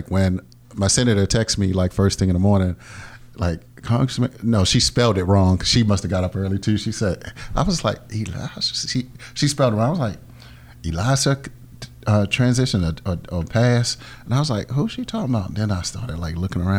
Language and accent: English; Baltimore, Maryland, United States; I'm born and raised in Baltimore.